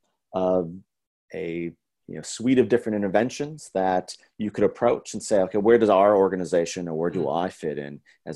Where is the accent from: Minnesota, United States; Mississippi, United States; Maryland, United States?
Minnesota, United States; Minneapolis; moved away; I'm originally from Minneapolis, Minnesota